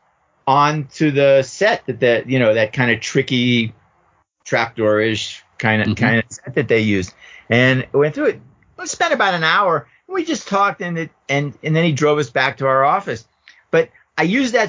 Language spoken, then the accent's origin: English; Pittsburgh, Pennsylvania, United States; moved away; from Pittsburgh